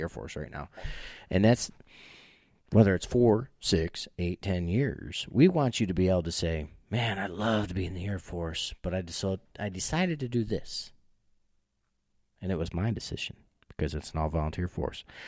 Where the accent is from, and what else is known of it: New York, United States; moved away; also born or lived in Jamestown, New York